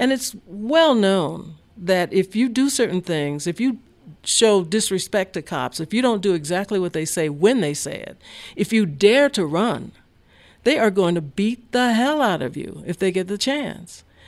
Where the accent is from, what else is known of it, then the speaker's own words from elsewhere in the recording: Mobile, Alabama, United States; now in Denver, United States; I'm from Mobile, Alabama